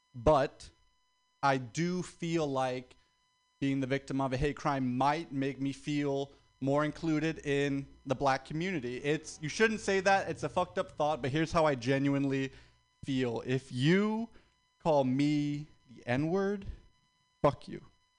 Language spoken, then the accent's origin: English; the South, United States; Like, my family's black. We're from the South.